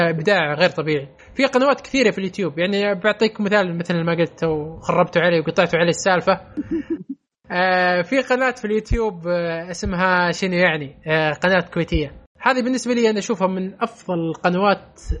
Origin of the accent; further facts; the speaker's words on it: Saudi Arabia; لا والله مو بس واحد أنا... سعودي